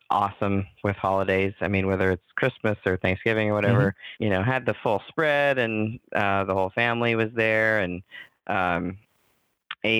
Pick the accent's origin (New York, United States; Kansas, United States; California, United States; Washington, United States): Kansas, United States; I grew up in Kansas